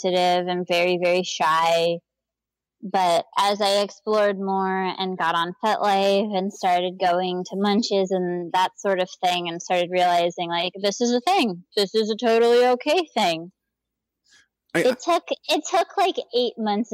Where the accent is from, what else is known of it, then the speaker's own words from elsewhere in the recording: Gainesville, Florida, United States; I grew up in Gainesville, Florida